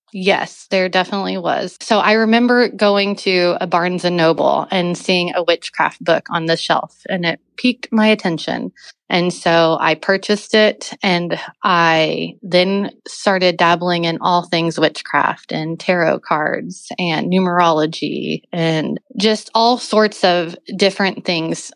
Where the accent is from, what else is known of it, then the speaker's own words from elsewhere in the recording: Oklahoma City, Oklahoma, United States; I grew up in Oklahoma City. My parents both born and raised here